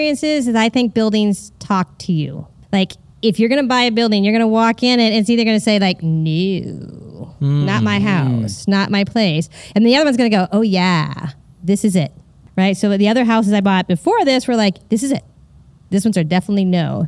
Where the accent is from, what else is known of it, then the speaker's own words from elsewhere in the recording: California, United States; now in Springfield, Missouri, United States; I'm originally Californian